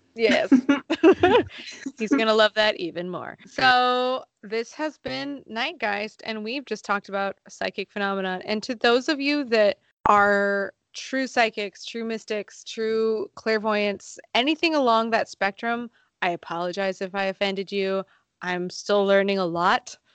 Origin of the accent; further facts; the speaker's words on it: Sonoma County, California, United States; I'm from Sonoma County, so there are lots of open roads